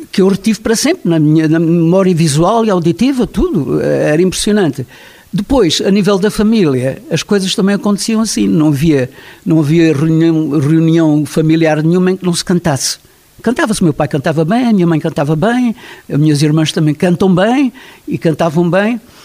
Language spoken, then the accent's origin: Portuguese; Vila de Frades, Alentejo, Portugal; Eu tive a felicidade de nascer numa terra que era uma terra simples e uma terra onde se cantava muito